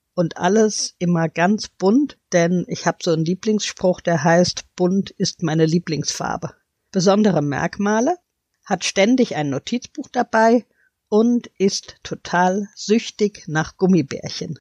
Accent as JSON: {"language": "German", "town": "Hanau", "region": "Hesse", "country": "Germany", "said": "Ich komme ja aus Hanau"}